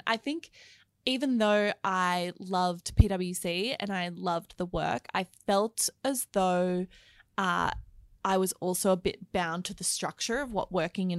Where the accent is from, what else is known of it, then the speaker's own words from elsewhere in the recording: Melbourne, Victoria, Australia; now in Sydney, Australia; So I was born in Sydney, but really grew up in Melbourne, actually. So it's really nice to be back in Melbourne today because I now live back in Sydney. But yeah, I grew up in the eastern suburbs.